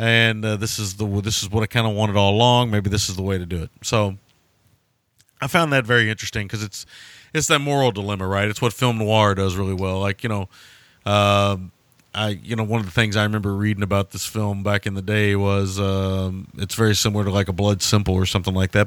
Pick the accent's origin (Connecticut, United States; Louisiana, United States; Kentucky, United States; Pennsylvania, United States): Kentucky, United States; rural; in rural Kentucky, they don't exist anymore, but they did exist when I was a kid